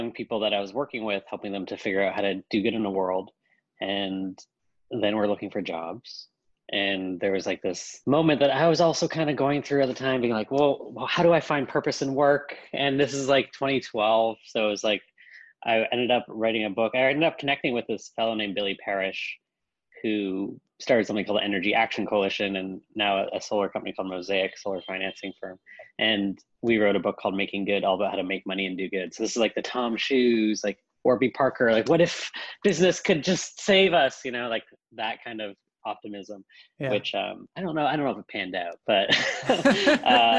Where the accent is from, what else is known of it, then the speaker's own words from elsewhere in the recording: Canada; I come from Canada. I am fifth generation Canadian